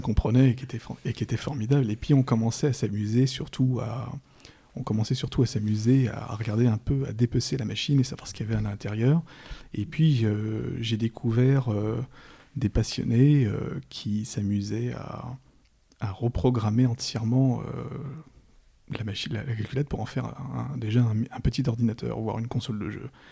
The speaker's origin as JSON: {"language": "French", "town": "Paris", "region": "Île-de-France", "country": "France", "said": "je suis parisien, je suis un pur, un pur parisien du, du, 11e arrondissement"}